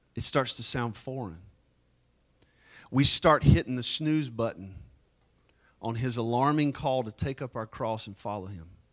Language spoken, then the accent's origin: English; United States